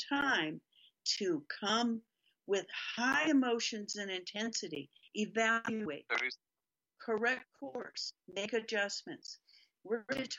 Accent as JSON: {"language": "English", "town": "Toledo", "region": "Ohio", "country": "United States", "tie": "born or raised there", "said": "I was raised very Catholic in Toledo, Ohio, in Catholic school"}